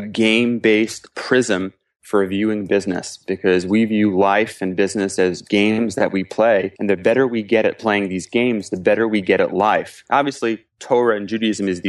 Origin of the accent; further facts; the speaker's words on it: Cedarhurst, New York, United States; moved away as an adult; also born or lived in Newport News, Virginia / Silver Spring, Maryland; now in Israel; I grew up in Cedarhurst, Long Island in the Five Towns